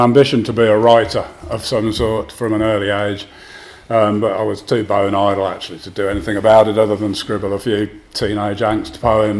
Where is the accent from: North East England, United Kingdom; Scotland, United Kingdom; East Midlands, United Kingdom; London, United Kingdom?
East Midlands, United Kingdom; Northampton; growing up in Northampton in the 1970s